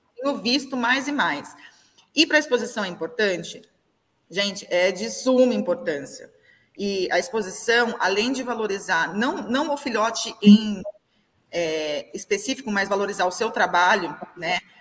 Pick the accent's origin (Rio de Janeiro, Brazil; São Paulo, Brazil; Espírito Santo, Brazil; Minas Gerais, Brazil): São Paulo, Brazil; Avaré; eu sou de cidade pequena, eu sou de Avaré